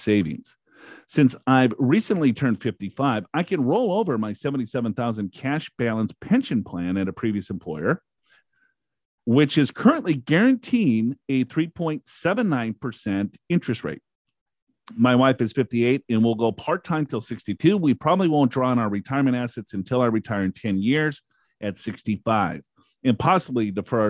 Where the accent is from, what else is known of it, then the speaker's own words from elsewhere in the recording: Minnesota, United States; I am from Minnesota